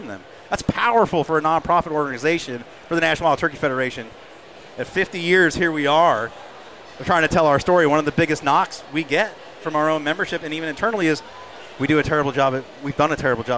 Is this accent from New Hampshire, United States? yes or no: yes; New Hampshire, United States; I'm from New Hampshire